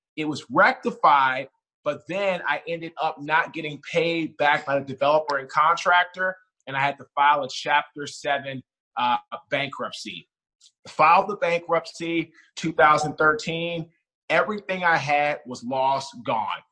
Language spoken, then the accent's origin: English; Washington, District of Columbia, United States; also born or lived in Baltimore; now in Raleigh, United States; I'm originally from Washington D.C. I currently live right now in Raleigh, North Carolina